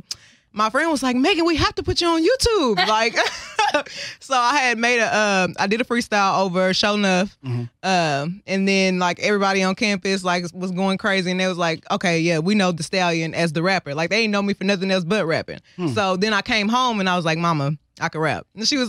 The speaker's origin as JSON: {"language": "English", "town": "South Park", "region": "Texas", "country": "United States", "said": "so I'm from South Park. My mom was a rapper."}